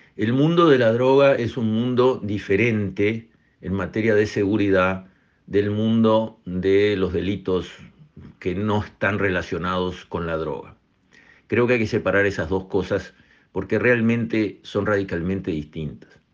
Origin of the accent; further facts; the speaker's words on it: Uruguay; acá somos todos uruguayos